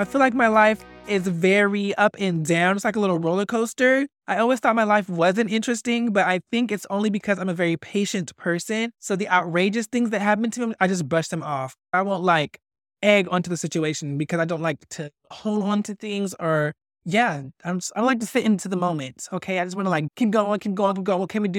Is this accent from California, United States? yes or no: yes; Fresno, California, United States; also born or lived in Tulare; now in Los Angeles, United States; I am originally from Fresno, and then I moved to this little town called Tulare due to some family issues.